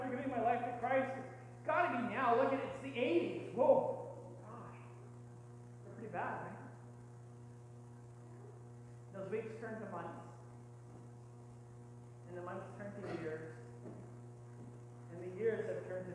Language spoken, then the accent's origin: English; Canada; as good Canadian people